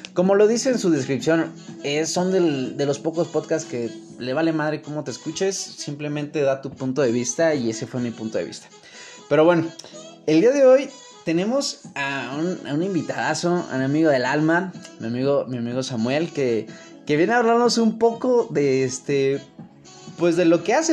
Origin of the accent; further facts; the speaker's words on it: Mexico City, Mexico; más conocido como El Chilango.